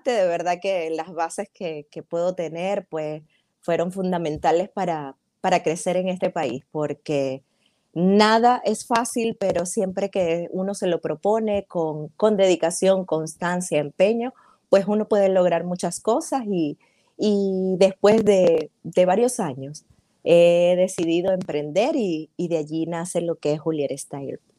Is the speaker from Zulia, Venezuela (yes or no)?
yes; Maracaibo, Zulia, Venezuela; now in Tampa, United States; Sí, soy Zuliana de Maracaibo. Eh, tengo ya acá en los Estados Unidos cerca de cuatro años.